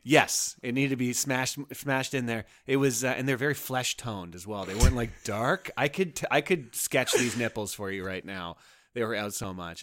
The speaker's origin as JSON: {"language": "English", "town": "Toronto", "region": "Ontario", "country": "Canada", "moved": "yes", "said": "I'm from Toronto"}